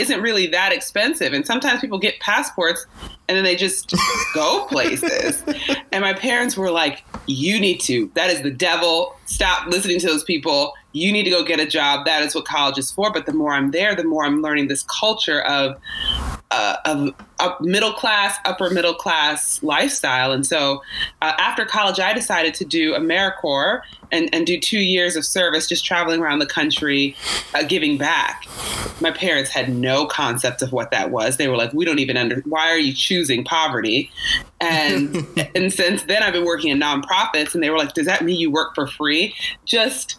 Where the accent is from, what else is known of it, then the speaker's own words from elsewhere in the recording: Virginia Beach, Virginia, United States; I grew up in Virginia Beach